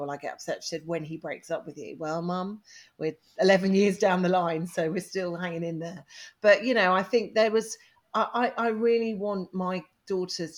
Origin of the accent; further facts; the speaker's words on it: England, United Kingdom; I was English